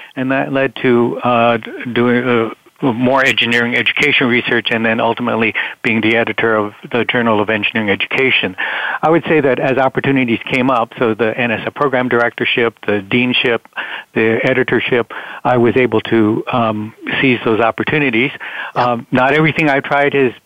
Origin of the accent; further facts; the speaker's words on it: Honolulu, Hawaii, United States; moved away; also born or lived in Philadelphia, Pennsylvania; I was born in Philadelphia, Pennsylvania, but I grew up in Honolulu, Hawaii